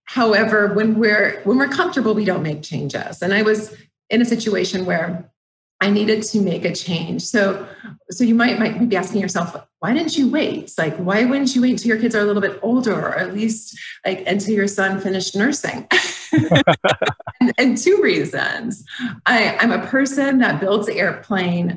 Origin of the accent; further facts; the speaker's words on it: Phoenix, Arizona, United States; moved away as an adult; also born or lived in San Diego; I'm from Phoenix